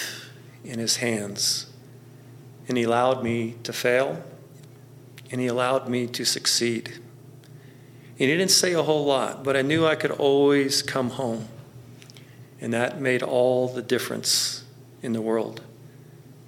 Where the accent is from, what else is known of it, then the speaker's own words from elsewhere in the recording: Central Texas, United States; moved away; I also grew up in Central Texas